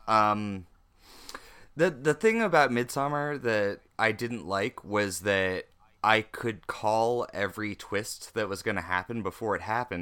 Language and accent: English; North Carolina, United States; now in California, United States; you are in my home state right now